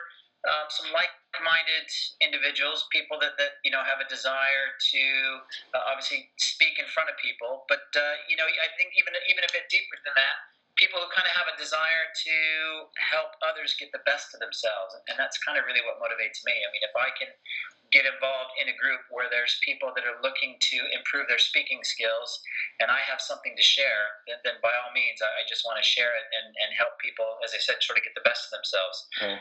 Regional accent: United States; moved away as an adult; now in United Kingdom; as you can tell from my accent, I grew up in America, been in the UK for about 10 years

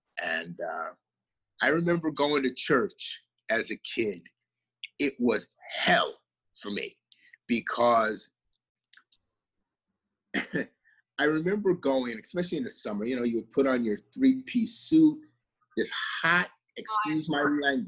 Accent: South Carolina, United States; also born or lived in New York; And, you know, I remember growing up in South Carolina, it was different. I lived in the South, but I also grew up in the North too.

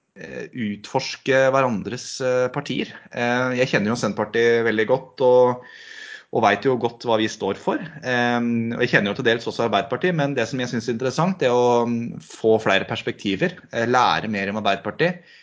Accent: Sigdal, Buskerud, Norway; now in Hokksund, Norway; kommer eh, fra Sigdal i, i, eh, i hjertet av Buskerud. Og det hører kanskje folk når de, når de hører dialekta mi òg, at dette er ikke noe eikerdialekt

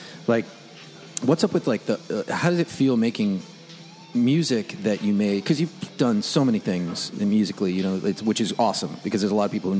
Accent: Long Island, New York, United States; I grew up with in metal hardcore. I'm from Long Island, and that scene was. I'm 44

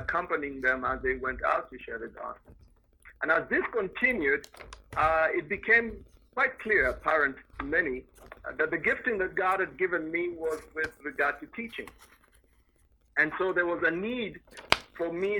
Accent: Nairobi, Kenya; moved away as an adult; also born or lived in Europe; I was born in Nairobi. And lived much of my life, actually half of my life, in Nairobi. Nairobi is the capital city of Kenya, so I was born in a city, grew up as a city guy

